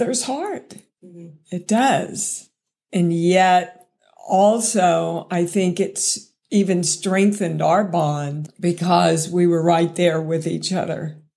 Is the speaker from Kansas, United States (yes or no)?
yes; Kansas, United States; moved away; I came from Kansas, so anything out of the norm makes you a slut